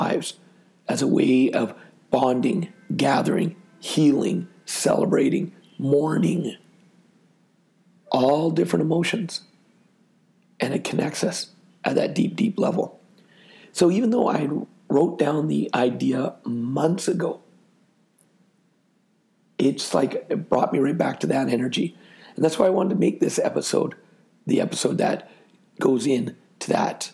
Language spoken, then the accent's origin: English; Canada; I'm from Canada